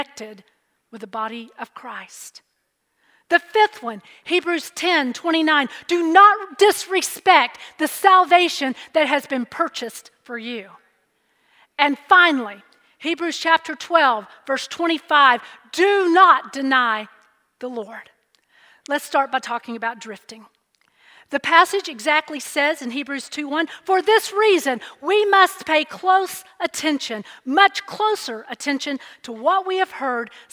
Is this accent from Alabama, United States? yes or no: yes; Alabama, United States; Growing up in Alabama, one of the quickest and probably most popular vacation destinations was Panama City Beach, Florida